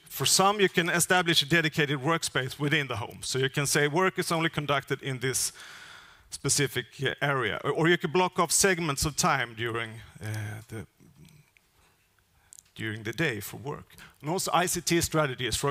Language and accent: English; northern Skåne, Sweden; my hometown in northern part of Skåne